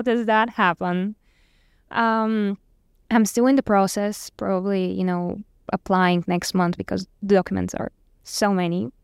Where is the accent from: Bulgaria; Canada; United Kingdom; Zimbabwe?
Bulgaria; moved away as an adult; I'm from Bulgaria